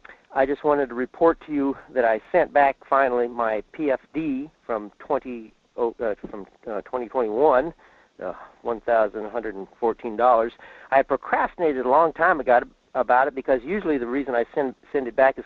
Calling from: Fairbanks, Alaska, United States; in Fairbanks.

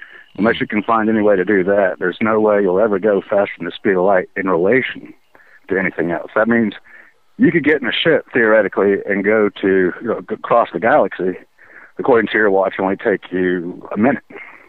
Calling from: Kentucky, United States

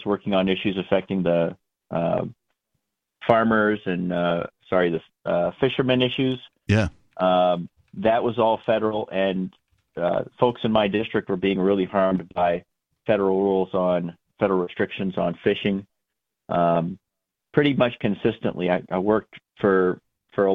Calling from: Merrimack, New Hampshire, United States; Calling from Merrimack, New Hampshire.

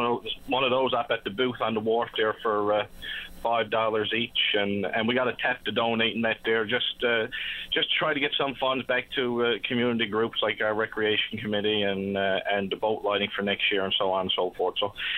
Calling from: Port de Grave, Newfoundland and Labrador, Canada; I'm just calling from Portygrave today

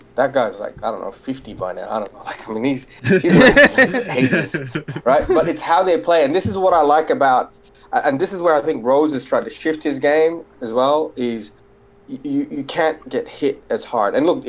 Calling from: Australia; So I'm calling from Australia.

